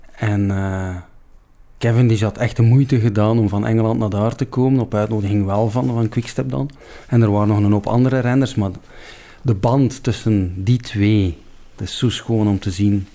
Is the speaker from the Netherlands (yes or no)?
no; Ostend, Flanders, Belgium; also born or lived in Hoboken; Ik ben een, in feite een West-Vlaming. Ik ben in Oostende geboren.